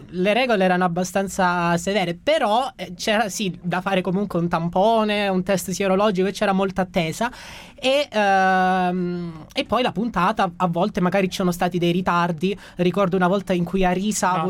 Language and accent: Italian; Gioia Tauro, Calabria, Italy; moved away as an adult; now in Rome, Italy; sono originario di Gioia Tauro, in provincia di Reggio Calabria e vivo a Roma qui da quattro anni